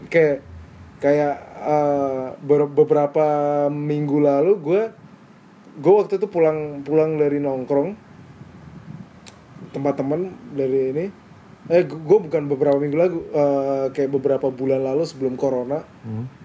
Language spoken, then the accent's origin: Indonesian; Java, Indonesia; gue kebetulan nggak besar di timur tapi gue besar di Jawa